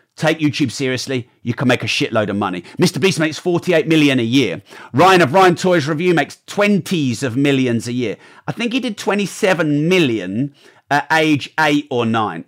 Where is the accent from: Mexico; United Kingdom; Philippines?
United Kingdom; I'm a Brit.